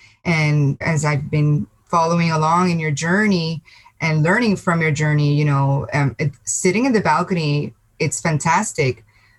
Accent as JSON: {"language": "English", "country": "Puerto Rico", "moved": "as an adult", "lives_now": "United States", "said": "I'm Puerto Rican. I'm from Puerto Rico. Yes. Okay. And I moved to the States 6.5 years ago"}